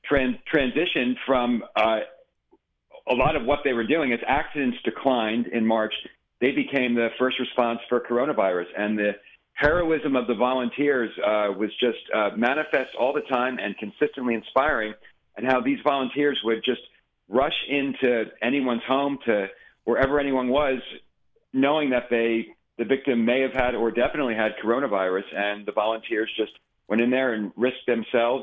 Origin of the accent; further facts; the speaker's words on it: New York, United States; being a New Yorker